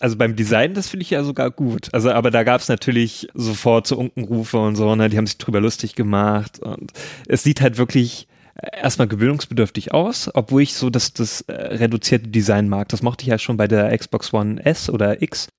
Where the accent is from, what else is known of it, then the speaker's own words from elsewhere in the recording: Nordhausen, Thuringia, Germany; moved away; da, wo ich herkomme, aus Nordhausen